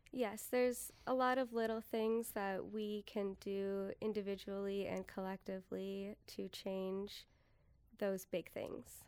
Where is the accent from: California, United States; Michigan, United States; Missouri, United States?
California, United States; San Diego; now in Appleton, United States; growing up in San Diego in the desert